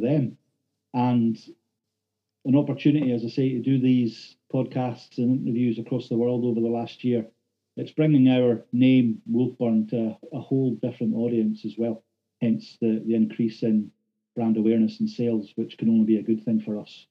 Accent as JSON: {"language": "English", "town": "Thurso", "region": "Scotland", "country": "United Kingdom", "tie": "born or raised there", "said": "as a local lad, done good, born and bred in Thurso"}